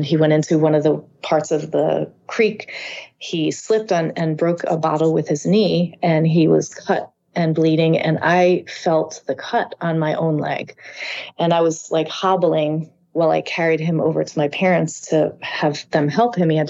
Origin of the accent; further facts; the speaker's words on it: East Fishkill, New York, United States; this area where I grew up, which is called East Fishkill